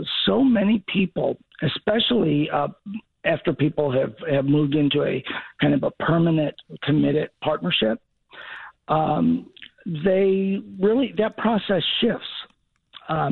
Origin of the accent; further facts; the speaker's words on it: Chicago, Illinois, United States; moved away; also born or lived in Southern United States; even though I grew up in Chicago, I'm a Southerner by family and most of my life